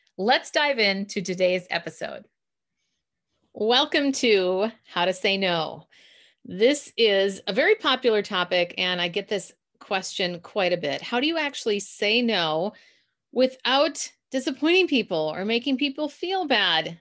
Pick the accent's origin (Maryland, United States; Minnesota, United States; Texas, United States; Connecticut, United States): Minnesota, United States; accent: Minnesota; my Minnesota accent